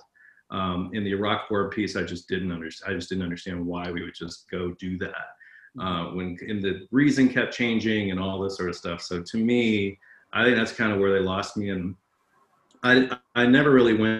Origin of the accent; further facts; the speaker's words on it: United States; also born or lived in Atlanta, Georgia / North Carolina; I was raised in Atlanta and North Carolina on the front pew of a church.